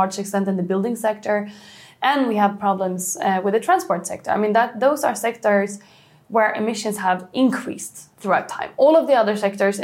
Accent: Sweden; Sweden, for example, my home country

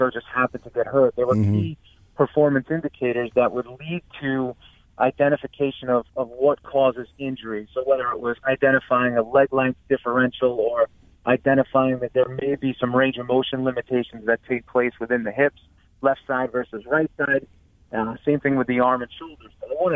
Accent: New York, United States; moved away as an adult; now in Stamford, United States; us New York guys

